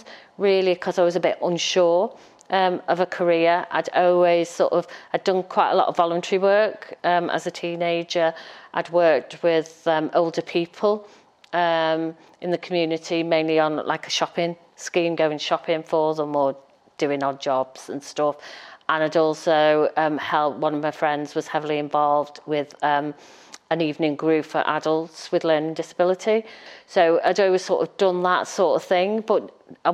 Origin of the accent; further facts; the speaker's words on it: Halewood, North West England, United Kingdom; also born or lived in Liverpool / Wavertree; I was born in Broad Green Hospital